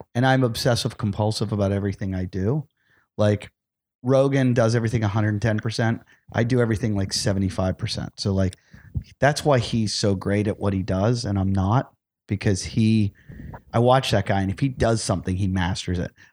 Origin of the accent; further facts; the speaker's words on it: Pittsburgh, Pennsylvania, United States; moved away; I grew up in Pittsburgh